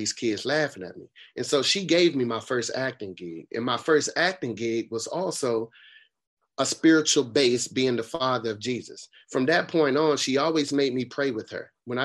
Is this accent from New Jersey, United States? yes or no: no; Raleigh, North Carolina, United States; also born or lived in Boston, Massachusetts; I moved from Boston to Raleigh